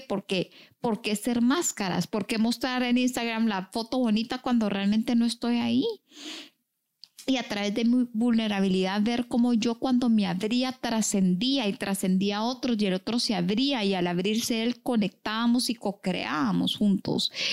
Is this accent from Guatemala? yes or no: yes; Guatemala; soy muy chapina, orgullosamente chapina